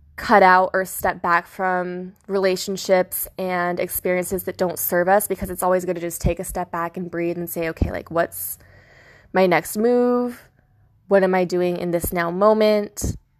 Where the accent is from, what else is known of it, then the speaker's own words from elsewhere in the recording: California, United States; moved away as an adult; also born or lived in Florida; I'm from Cali